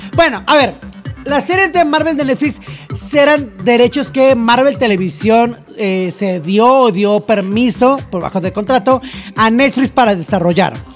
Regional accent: Mexico; aquí en México

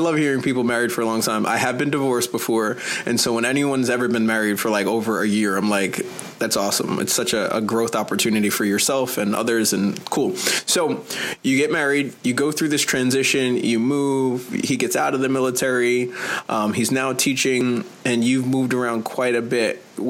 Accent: New York, United States; As a New Yorker

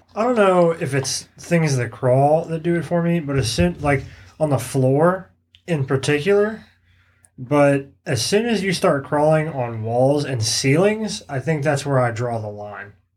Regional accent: Virginia, United States; my home state

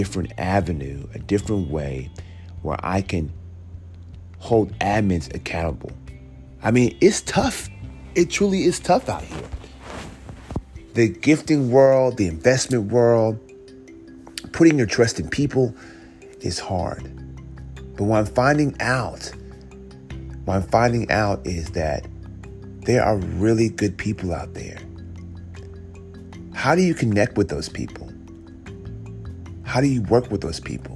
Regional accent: United States; me being African American

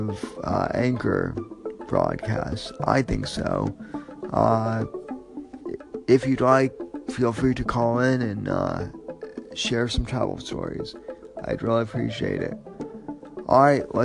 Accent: Denver, Colorado, United States; moved away as an adult; now in Florida, United States; I am originally from Denver. I was born and raised there

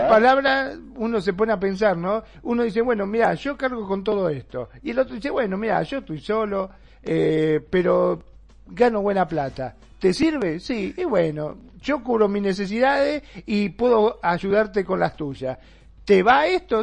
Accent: Argentina; aquí en, Argentina, en mi país

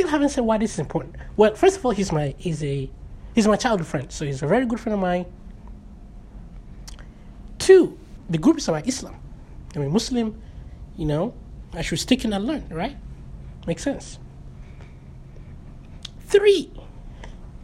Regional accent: Nigeria; moved away; We have a very strong social social cohesion among Nigerians, Africans, my tribe

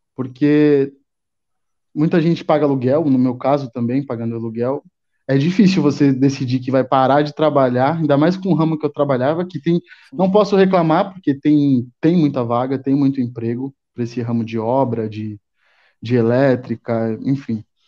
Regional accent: São Paulo, Brazil; Sou de São Paulo, São Paulo, São Paulo, capital e estado também. Moro aqui mais pela zona sul de São Paulo

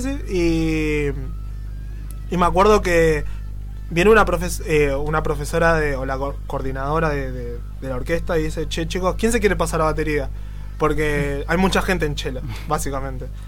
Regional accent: Buenos Aires, Argentina; yo soy de Bajo Flores

